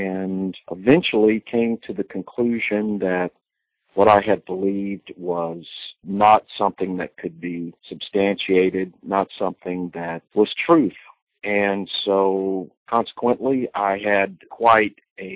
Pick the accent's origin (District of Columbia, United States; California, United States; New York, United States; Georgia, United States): Georgia, United States; I was born in the Bible Belt, born in Georgia, to a family